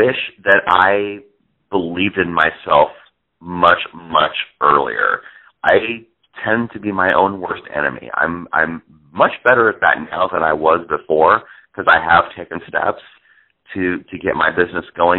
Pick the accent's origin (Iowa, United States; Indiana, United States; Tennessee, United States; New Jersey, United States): Iowa, United States; Northwood; I grew up in a little town called Northwood, Iowa